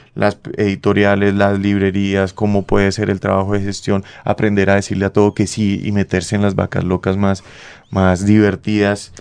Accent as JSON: {"language": "Spanish", "town": "Bucaramanga", "region": "Santander", "country": "Colombia", "tie": "born or raised there", "moved": "yes", "said": "yo vengo de un colegio de la Universidad Industrial de Santander"}